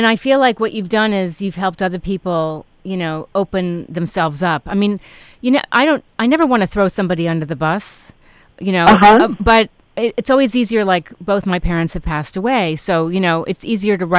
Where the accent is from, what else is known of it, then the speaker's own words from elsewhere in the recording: United States; moved away; also born or lived in Manhattan, New York / Stamford, Connecticut; I'm originally from the East Coast. I grew up in Manhattan and in Stamford.